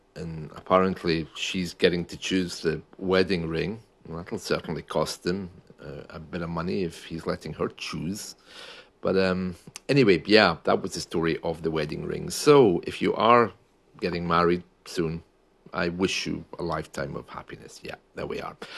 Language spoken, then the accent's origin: English; United Kingdom; we usually say that in the U K